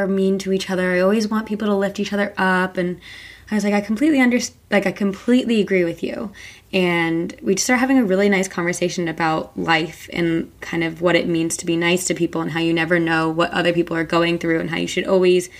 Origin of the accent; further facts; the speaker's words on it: New Jersey, United States; I'm from New Jersey.